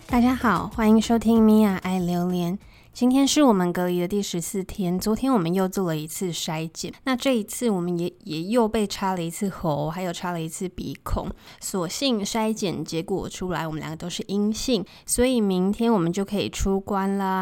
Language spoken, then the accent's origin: Chinese; Taiwan; moved away as an adult; also born or lived in Montana, United States; now in Bangkok, Thailand; 我就是一个土生土长的台湾人，从小时候到大都学着填鸭式的英文